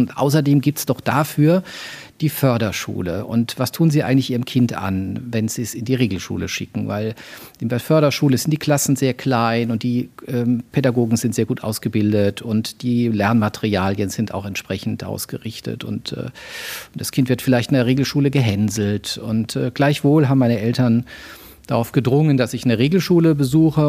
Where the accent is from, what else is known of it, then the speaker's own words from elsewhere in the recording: Mannheim, Baden-Württemberg, Germany; also born or lived in Würzburg; Ich bin in Würzburg geboren. Ich bin äh, zwischen Mannheim und Heidelberg, so im Großraum Mannheim, dann später auch groß geworden.